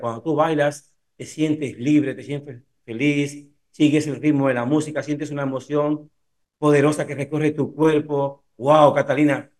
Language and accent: Spanish; Cuba; also born or lived in Italy; now in Spain; yo soy cubano